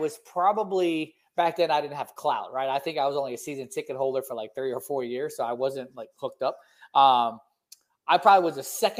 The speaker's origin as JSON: {"language": "English", "region": "South Florida", "country": "United States", "said": "we're from South Florida. You know, we have a little bit of rhythm. You know, even though we might be white"}